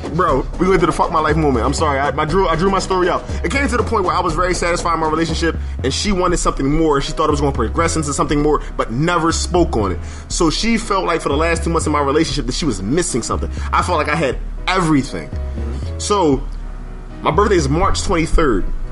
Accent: Philadelphia, Pennsylvania, United States; growing up in Philadelphia.

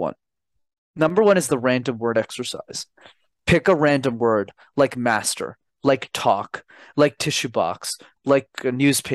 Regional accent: Montreal, Quebec, Canada; I'm born and raised in Montreal. So I'm a Canadian born citizen, okay. But my parents immigrated from Sri Lanka in the early 90s

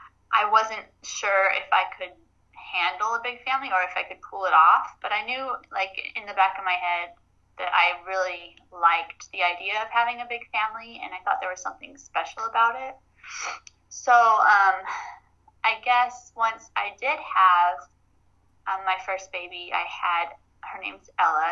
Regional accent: Arizona, United States; I grew up in Arizona

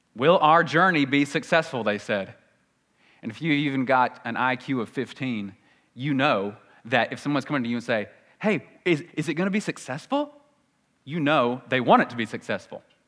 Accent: the South, United States; accent: Southern

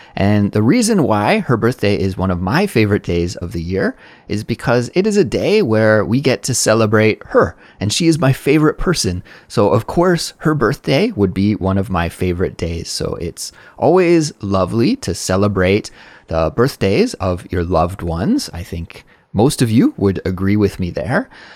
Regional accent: Canada; now in South Korea; as a Canadian person living abroad in South Korea

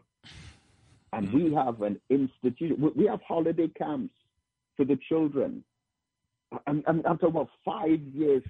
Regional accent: England, United Kingdom; moved away as an adult; also born or lived in Trinidad; now in Trinidad and Tobago; I was born in England and joined the Nation of Islam over there. And I came back to Trinidad

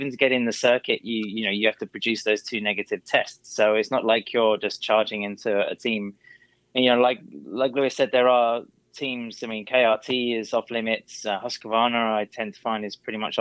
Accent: Barcelona, Catalonia, Spain; Barcelona, which is my hometown

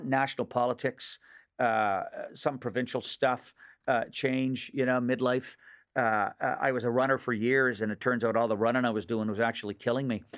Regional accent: Nova Scotia, Canada; accent: Nova Scotia; moved away as an adult; also born or lived in Los Angeles; now in Toronto, Canada; the accent of my region of origin back in Nova Scotia

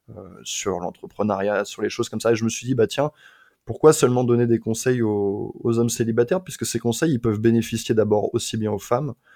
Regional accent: La Ferté-Bernard, Pays de la Loire, France; moved away; also born or lived in Le Mans; la ville euh, dans laquelle j'ai passé une partie de mon enfance s'appelle La Ferté-Bernard

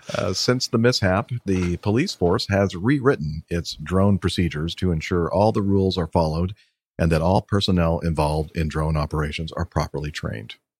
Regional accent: Long Beach, California, United States; I was born in Long Beach

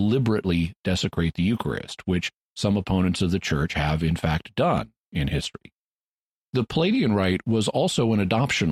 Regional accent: Arkansas, United States; my home state of Arkansas

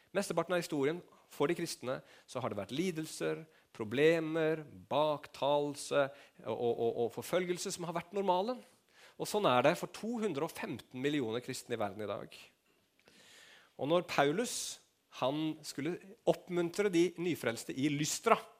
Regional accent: Norway; Vi er nordmenn

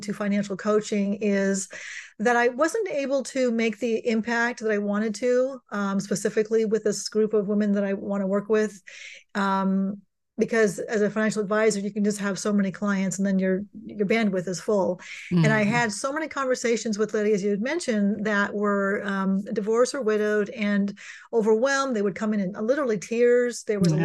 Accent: California, United States; I'm born and raised in California

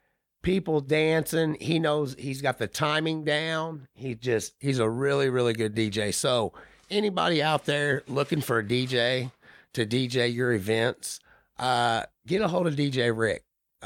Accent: Indiana, United States; So we're from Indiana and you Southern folks.

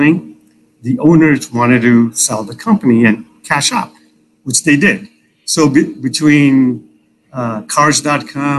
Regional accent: Chicago, Illinois, United States; I grew up in Chicago

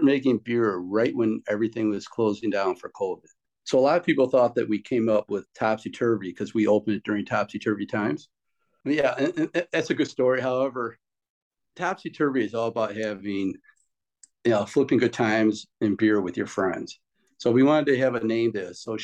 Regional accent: Chicago, Illinois, United States; we're from the Chicago area

